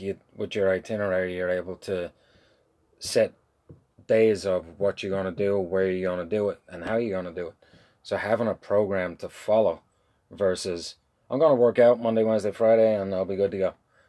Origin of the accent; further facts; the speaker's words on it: Ireland; I'm from Ireland. We do wagons.